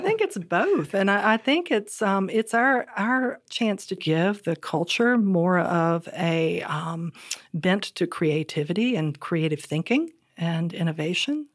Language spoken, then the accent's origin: English; Southern Virginia, United States; Growing up in Southern Virginia